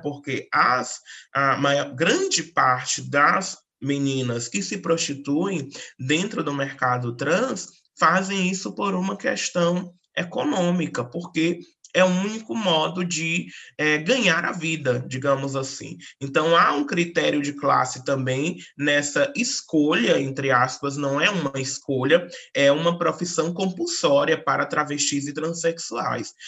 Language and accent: Portuguese; Northeast Region, Brazil; sou nordestina